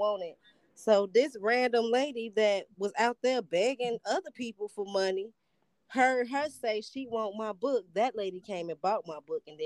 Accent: Chicago, Illinois, United States; also born or lived in Atlanta; I'm from Chicago

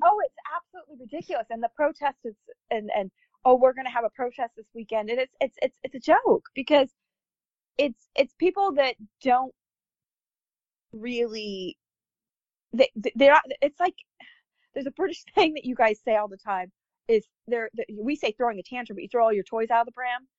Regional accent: United States; being an American

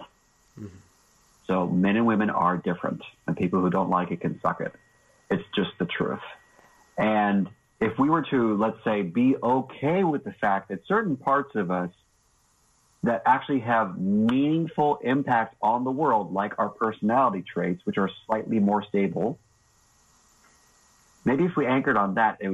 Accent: the South, United States; I'm a Southerner

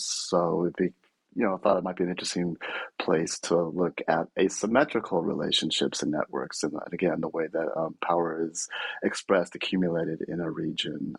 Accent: Bay Area, California, United States; I'm from the Bay Area originally

